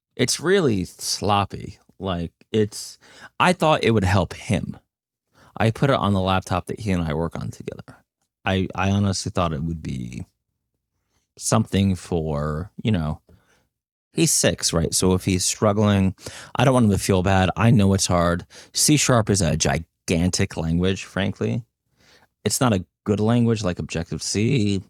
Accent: New Jersey, United States; I'm from New Jersey

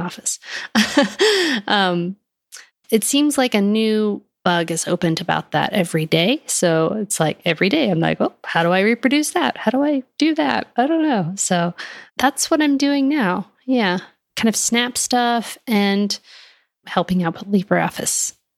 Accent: Texas, United States; moved away as an adult; also born or lived in Fort Collins, Colorado; I am from Texas

